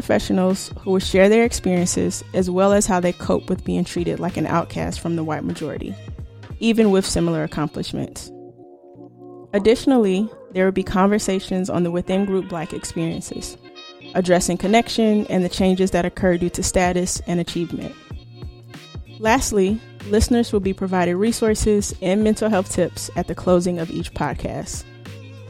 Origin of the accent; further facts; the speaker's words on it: the South, United States; I grew up in the South